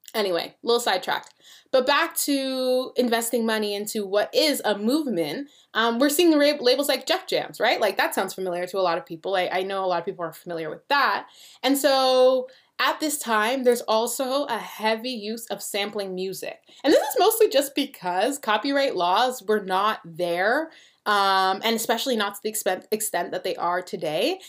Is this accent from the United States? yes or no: no; Canada; we're Canadian